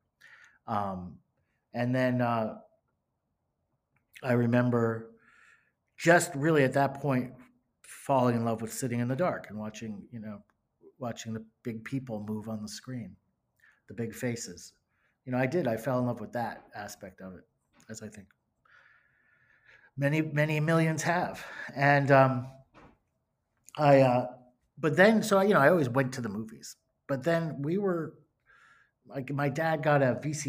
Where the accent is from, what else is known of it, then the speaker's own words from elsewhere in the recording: Closter, New Jersey, United States; I grew up in northern New Jersey, in Bergen County, in a town called Closter